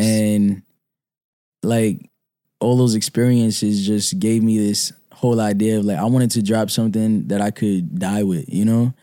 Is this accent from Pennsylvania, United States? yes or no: no; New York City, New York, United States; I'm from Brooklyn, uh, Clinton Hill, Fort Greene